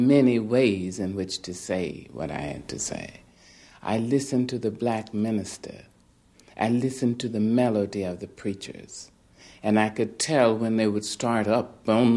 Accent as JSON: {"language": "English", "region": "little Arkansas town", "country": "United States", "tie": "born or raised there", "also_born_or_lived": "California"}